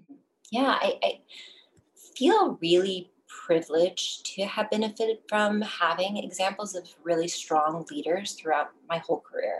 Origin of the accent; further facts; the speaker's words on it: Texas, United States; moved away as an adult; now in Washington, DC, United States; I'm forever a Texan